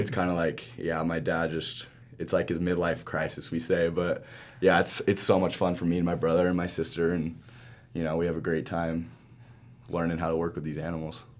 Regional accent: Salt Lake City, Utah, United States; also born or lived in Marshall Islands; we grew up in Salt Lake

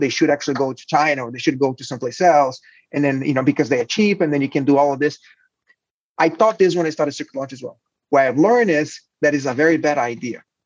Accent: Brazil; moved away as an adult; now in United States; I'm, I'm Brazilian. I was born in Brazil. I went to a mechatronic engineering high school, then uh, went to law school

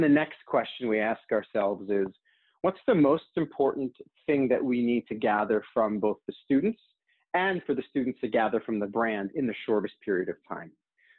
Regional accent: New York City, New York, United States; born there; also born or lived in New Jersey / California; So I was born in New York City, moved to New Jersey, from New Jersey, moved to California, from California, went back to New Jersey.

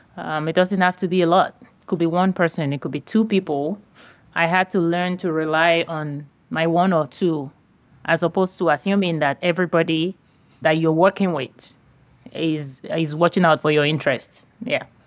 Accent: Nigeria; now in San Diego, United States; I grew up in Nigeria, West Africa

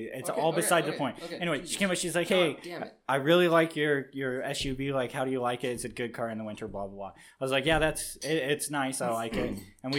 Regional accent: Florida, United States; moved away; I'm from Florida

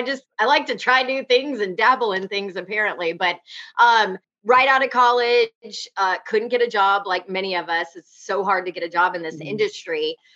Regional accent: Peachtree City, Georgia, United States; moved away as an adult; also born or lived in Texas; now in Nashville, United States; I was born in Texas, but grew up in Georgia. Mm-hmm. So all of my friends went to Georgia. Like that was where you go. I was in Peachtree City, Georgia, which is like 2.5 hours, you know, from Athens.

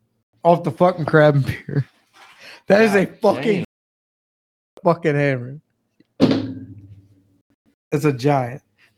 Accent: Maryland, United States; I come from Maryland

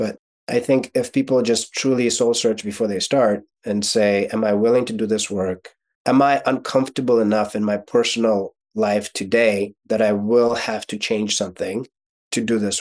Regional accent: Kyiv, Ukraine; first language Russian; English is a second language; moved away; So I was born in Ukraine. So my first language is actually Russian, not Ukrainian. But growing up in Ukraine, my first year of schooling was in Ukrainian

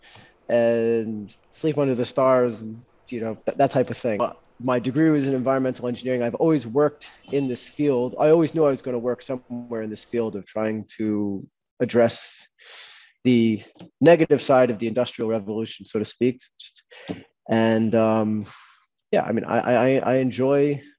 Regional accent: United States; moved away as an adult; also born or lived in London, United Kingdom / New York City, United States; now in Israel; I was born in London, grew up my whole life in New Jersey, in New York City, and I moved to Israel 6 years ago

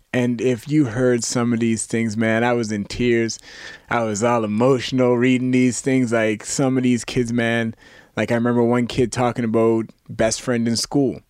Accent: Canada; as a Canadian cadet

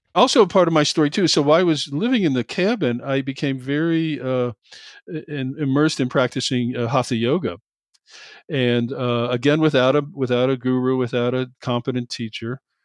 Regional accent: Cincinnati, Ohio, United States; moved away; I grew up in Cincinnati

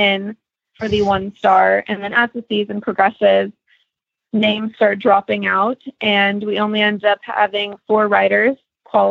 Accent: Prosper, Texas, United States; I am from Prosper, Texas

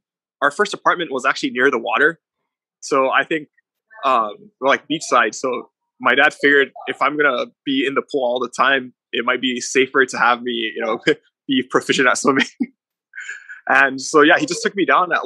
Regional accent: Guam; also born or lived in Polowat, Chuuk, Federated States of Micronesia; And I was born in Palawat, and I was raised on Guam.

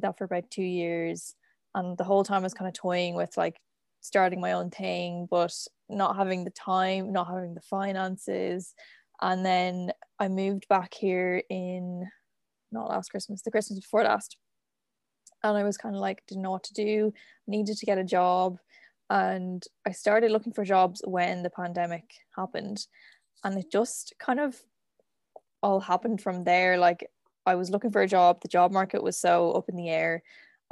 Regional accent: Dublin, Leinster, Ireland; I'm from Dublin

